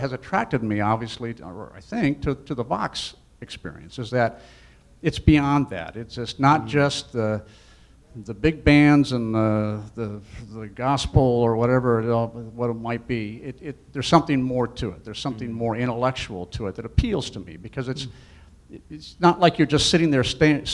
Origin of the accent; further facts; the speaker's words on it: Detroit, Michigan, United States; I grew up in Detroit